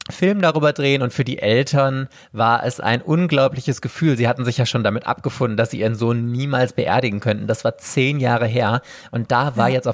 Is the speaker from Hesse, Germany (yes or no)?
no; Mülheim an der Ruhr, North Rhine-Westphalia, Germany; meiner Heimatstadt fiese, Mülheim.